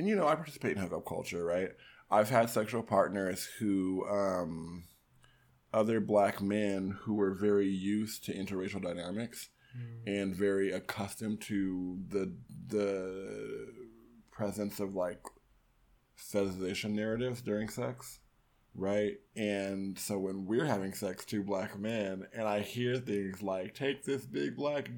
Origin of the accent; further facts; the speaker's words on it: Denver, Colorado, United States; I'm from Denver, Colorado